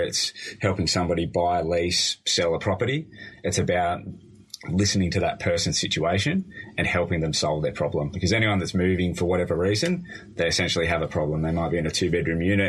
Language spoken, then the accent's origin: English; Helensburgh, New South Wales, Australia; also born or lived in United States; I was born in the States, moved here when I was 2.5